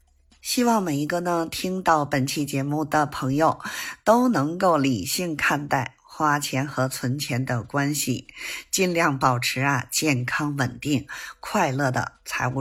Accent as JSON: {"language": "Chinese", "region": "Beijing", "country": "China", "said": "咱们下期节目再见"}